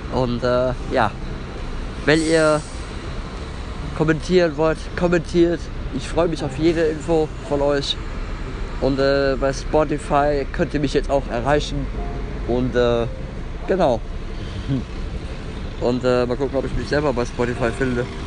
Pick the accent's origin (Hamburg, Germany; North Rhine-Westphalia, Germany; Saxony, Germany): North Rhine-Westphalia, Germany; Bonn; In meine Heimat.